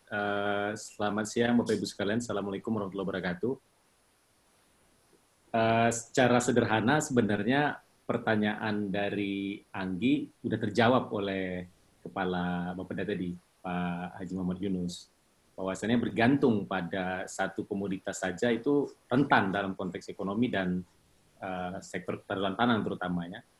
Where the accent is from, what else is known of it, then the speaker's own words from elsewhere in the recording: Riau, Indonesia; Jujur, saya asli dari Riau, dan Riau ini unik.